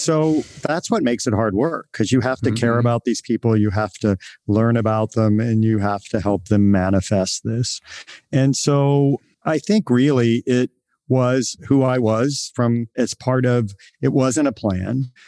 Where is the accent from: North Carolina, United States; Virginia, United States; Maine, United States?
Virginia, United States; moved away as an adult; also born or lived in Boston; now in San Francisco, United States; I grew up in a small town in Virginia, in rural Virginia